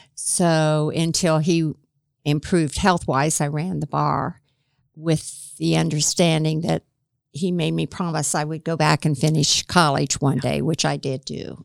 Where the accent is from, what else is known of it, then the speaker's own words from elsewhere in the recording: Gas City, Indiana, United States; also born or lived in Kokomo; we grew up in Gas City.